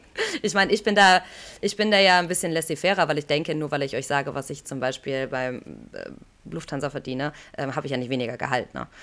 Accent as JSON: {"language": "German", "town": "Aachen", "region": "North Rhine-Westphalia", "country": "Germany", "tie": "born or raised there", "said": "das ist ganz Aachen, das ist meine Heimatstadt"}